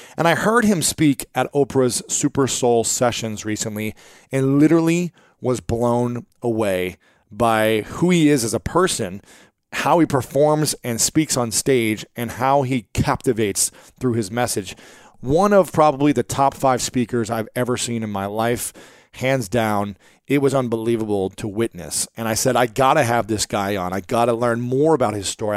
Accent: Ohio, United States; I'm from Ohio

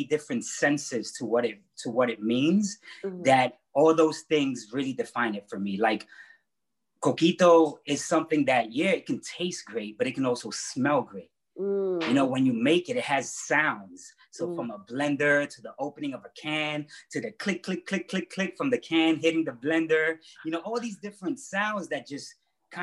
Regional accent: New York City, New York, United States; also born or lived in Ponce, Puerto Rico; I was born in Ponce, Puerto Rico, and raised in Bushwick, Brooklyn.

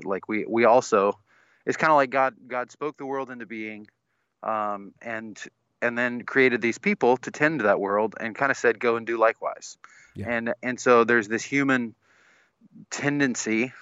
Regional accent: the South, United States; a pastor's kid, uh, growing up in the South

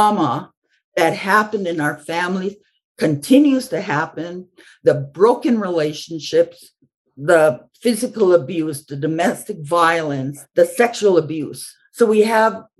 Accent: Cowessess First Nation, Saskatchewan, Canada; I'm from the Cowessess First Nation, which is a Cree and Ojibwe tribes.

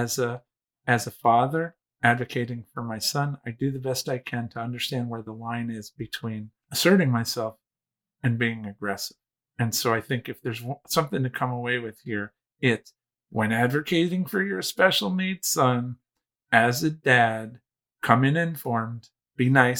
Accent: East Coast, United States; also born or lived in Manhattan; I'm 50, I was raised on the East Coast.

